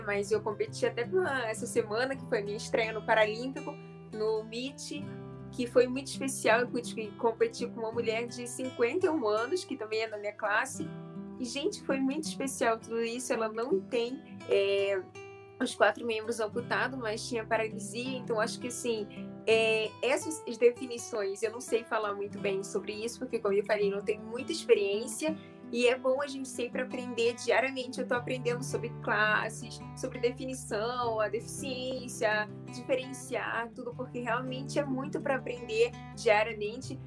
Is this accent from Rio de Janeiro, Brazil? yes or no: yes; Rio de Janeiro, Brazil; nasci e moro no Rio de Janeiro